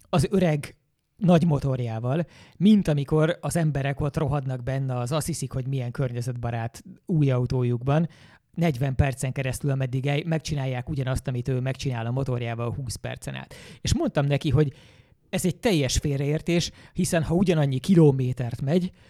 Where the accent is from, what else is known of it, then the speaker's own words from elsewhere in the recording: Hungary; now in Budapest, Hungary; én vidéken nőttem föl.